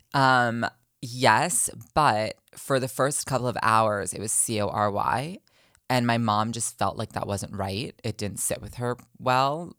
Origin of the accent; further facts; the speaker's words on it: New Jersey, United States; moved away as an adult; also born or lived in New York; now in Los Angeles, United States; I was born originally, I'm from Los Angeles, um, middle school and high school. I was in New Jersey